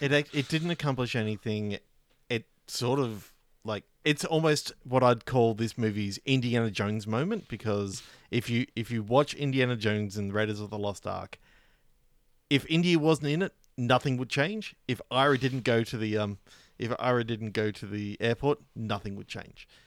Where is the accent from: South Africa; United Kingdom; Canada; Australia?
Australia; as an Australian